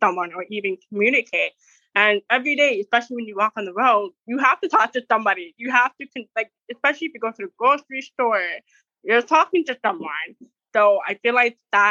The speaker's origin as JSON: {"language": "English", "town": "Toronto", "region": "Ontario", "country": "Canada", "tie": "born or raised there", "said": "I am born and raised in Canada, Toronto."}